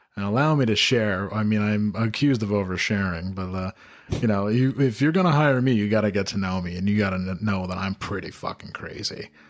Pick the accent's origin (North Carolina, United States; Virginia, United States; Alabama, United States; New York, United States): New York, United States; Glens Falls; my hometown of Glens Falls